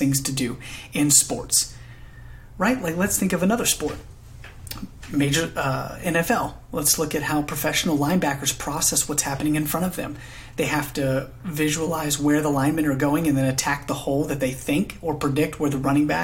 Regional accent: Alpharetta, Georgia, United States; moved away as an adult; now in Nashville, United States; Originally, I'm from Alpharetta, Georgia, and moved to Nashville, Tennessee in 2016 to further my education

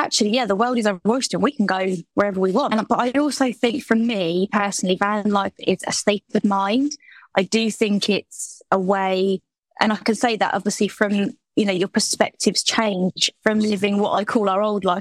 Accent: Portsmouth, South East England, United Kingdom; moved away as an adult; we are originally from the Portsmouth area, so quite far down south

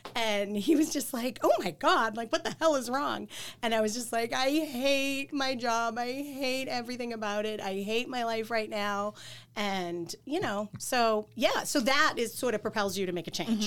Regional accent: Quincy, Massachusetts, United States; moved away as an adult; also born or lived in Boston; I'm from Quincy

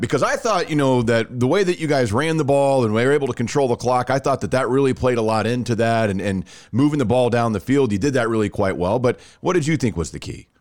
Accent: Rockwall, Texas, United States; I grew up just outside of Dallas.

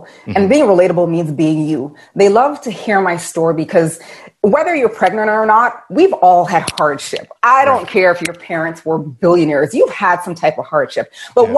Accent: Toronto, Ontario, Canada; I'm from Toronto, Canada

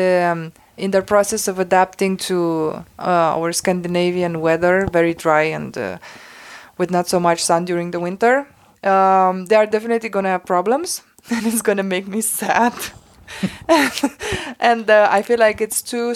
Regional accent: Romania; moved away as an adult; now in Denmark; I'm from Romania

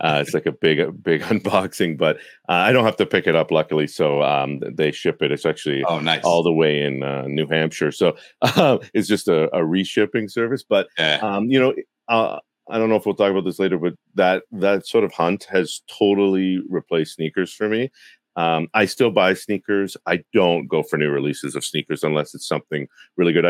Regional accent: Toronto, Ontario, Canada; Being in Canada, I'm from Toronto.

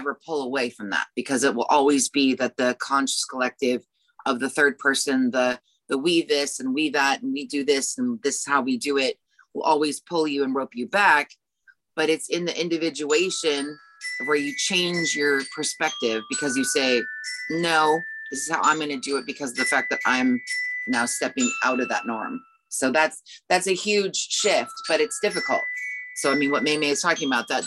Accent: United States; also born or lived in South Korea; I, as an American woman, taught English in South Korea for a year in the 90s

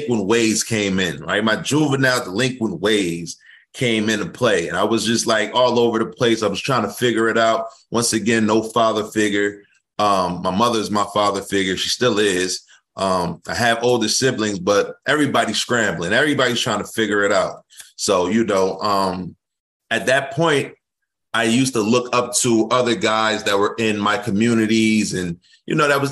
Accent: New Jersey, United States; also born or lived in Liberia; I'm from New Jersey

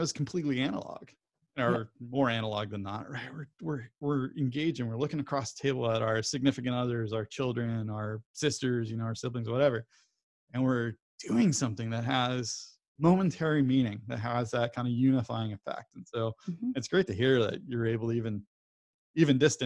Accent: Southern California, United States; growing up in SoCal

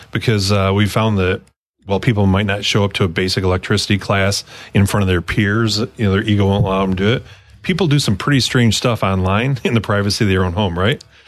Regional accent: Michigan, United States; I grew up in the in Michigan

